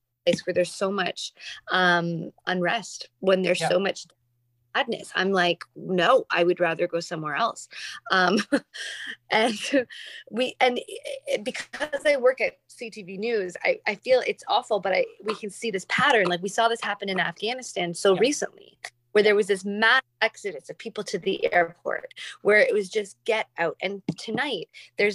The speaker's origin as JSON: {"language": "English", "country": "Canada", "said": "growing up, it's funny because we're Canadian"}